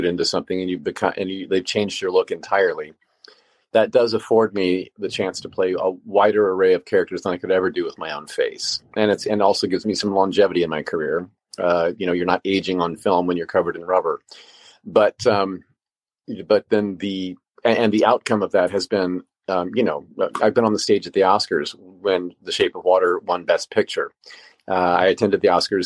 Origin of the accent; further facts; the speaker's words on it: Indiana, United States; now in Los Angeles, United States; Indiana, and that's my home state. That's where I come from